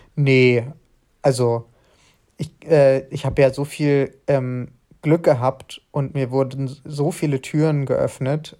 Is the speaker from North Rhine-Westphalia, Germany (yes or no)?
no; Frankfurt am Main, Hesse, Germany; ich komme aus Frankfurt am Main